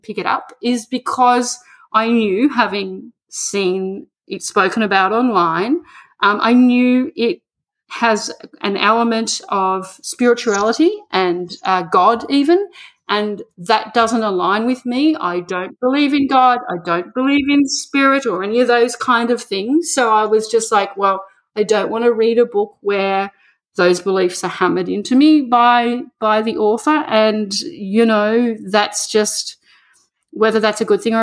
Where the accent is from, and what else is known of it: Australia; moved away